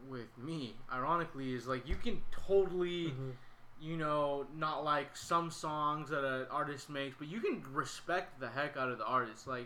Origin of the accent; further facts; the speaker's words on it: Sacramento, California, United States; just growing up where I grew up in Sacramento, people are always trying to start their own brands